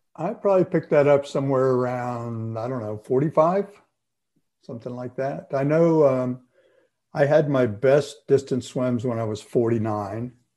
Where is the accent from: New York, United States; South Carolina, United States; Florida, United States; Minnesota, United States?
Florida, United States; growing up in Florida